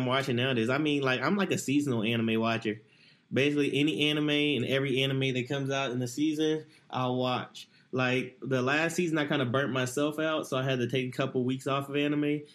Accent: Dallas, Texas, United States; I'm from Dallas.

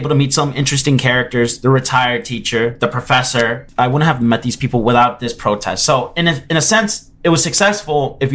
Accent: Miami, Florida, United States; I come from Miami

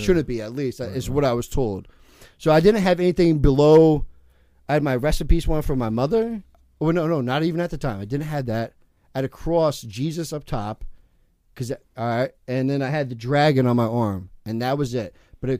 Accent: California, United States; born there; also born or lived in New Jersey; That's my first kid I met when I moved to Jersey from because I was born in California.

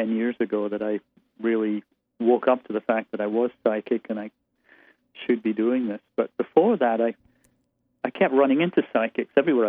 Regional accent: Aberdeen, Scotland, United Kingdom; moved away as an adult; I was born and raised there. I was in Scotland until I was 23, and then left college, spent time in Lo

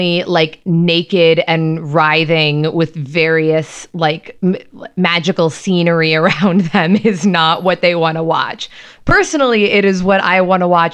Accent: United States; as an American

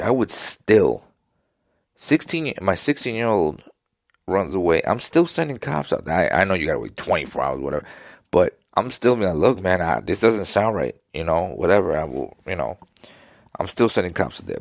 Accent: New York City, New York, United States; I grew up in Queens, New York at the time of Gotti and the mobsters.

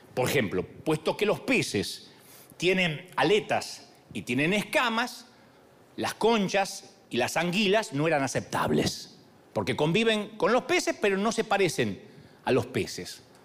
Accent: Argentina; decimos en Argentina

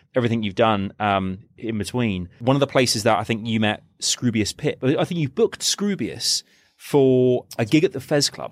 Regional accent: Reading, South East England, United Kingdom; moved away; Reading is like, it's my hometown

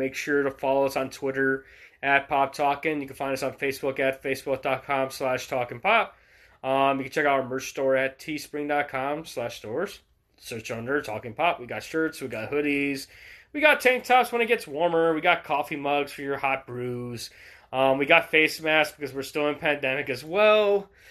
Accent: United States; we're all American.

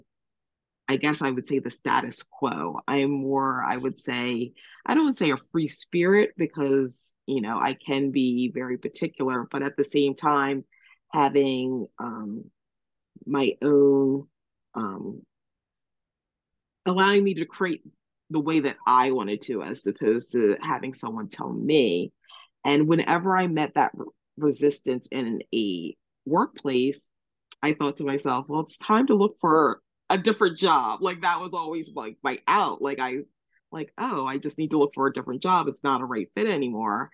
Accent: Delaware, United States; also born or lived in Cape May, New Jersey; now in Cape May County, New Jersey, United States; I was born in Cape May. At 3, I moved to Delaware, where I was raised, but I always returned each summer

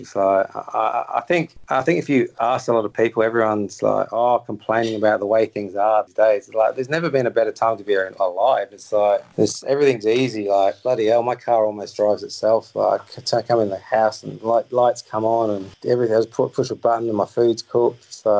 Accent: England, United Kingdom; I'm an English person, I'd say morning, because over here, I probably get up 6 o'clock, something like that, and go to bed at 9:30, 10. But when I'm in England, I'm the other way around.

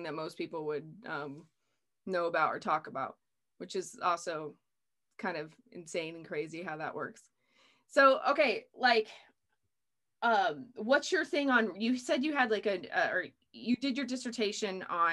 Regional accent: United States; I'm from America, I live in America

